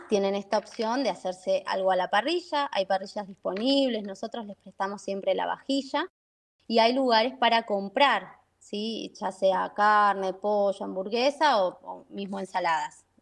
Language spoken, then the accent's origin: Spanish; Buenos Aires, Argentina; now in San Rafael, Argentina; También de Buenos Aires, sí, sí, también de Buenos Aires. Eh, me vine acá en el 2000, 2001